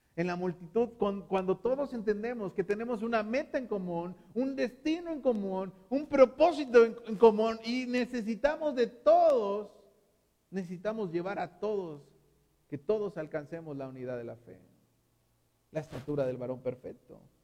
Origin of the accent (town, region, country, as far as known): Mexico